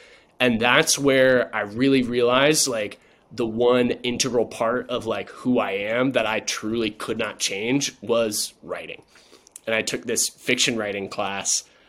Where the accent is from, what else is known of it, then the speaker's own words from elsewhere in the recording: Chapel Hill, North Carolina, United States; moved away as an adult; also born or lived in Charlottesville, Virginia; the house that I grew up in there in Chapel Hill.